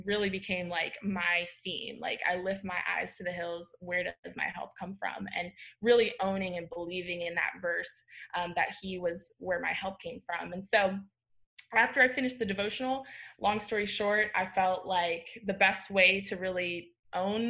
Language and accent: English; Florida, United States; moved away as an adult; also born or lived in Dallas; I grew up in Florida, so that like hiking is not a thing